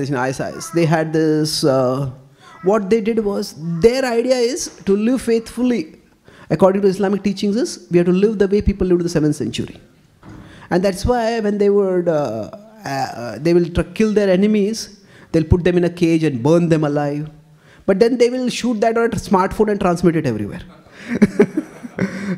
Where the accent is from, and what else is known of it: India